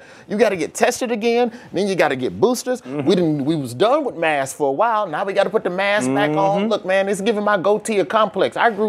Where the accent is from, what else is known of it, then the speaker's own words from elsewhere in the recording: Alabama, United States; I'm from Alabama.